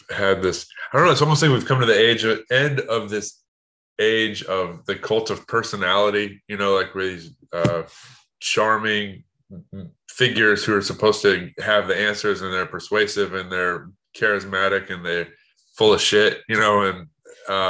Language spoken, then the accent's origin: English; United States; as an American